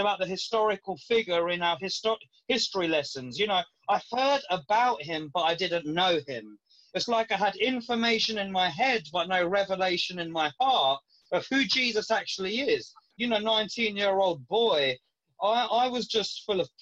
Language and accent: English; London, United Kingdom; I left my hometown where I was living to move to another area of London